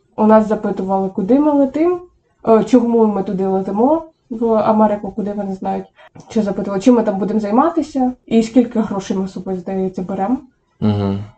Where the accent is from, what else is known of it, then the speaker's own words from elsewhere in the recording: Semenivka, Poltava Oblast, Ukraine; first language Ukrainian; moved away as an adult; now in Southern California, United States; Сама я родом з Полтавської області, СМТ Семенівка